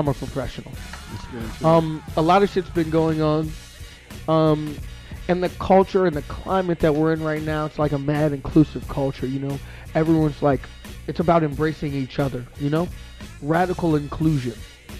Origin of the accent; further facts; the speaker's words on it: St. Paul, Minnesota, United States; I'm from St. Paul, man.